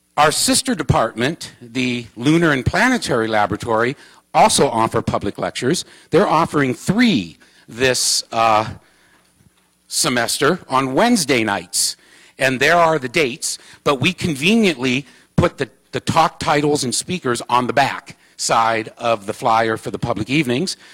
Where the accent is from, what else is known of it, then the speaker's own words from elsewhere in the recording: Ohio, United States; now in Arizona, United States; I'm from Ohio